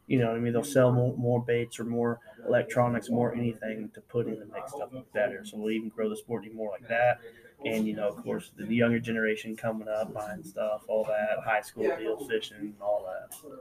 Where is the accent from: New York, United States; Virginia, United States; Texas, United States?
Texas, United States; we're from Texas. It's like 107 down here in July.